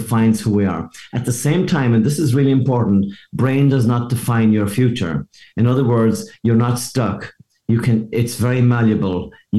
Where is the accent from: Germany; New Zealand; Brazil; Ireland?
Ireland; moved away as an adult; now in Seattle, United States; the fact that I came from Ireland to Seattle, and I didn't even know Seattle existed. I just happened to end up there by mistake. And I came here for one weekend in 1982, and I'm still here.